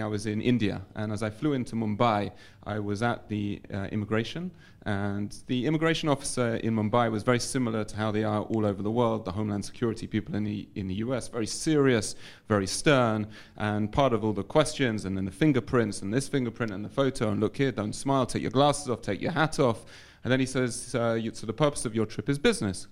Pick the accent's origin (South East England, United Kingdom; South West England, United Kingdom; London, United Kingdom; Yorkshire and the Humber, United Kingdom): London, United Kingdom; moved away as an adult; now in Modi'in, Israel; I was uh, born and raised in London. I moved to Israel